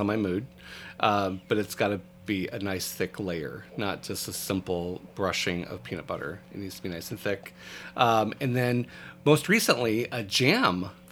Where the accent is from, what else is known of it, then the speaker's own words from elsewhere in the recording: Michigan, United States; now in Orlando, United States; I'm from Michigan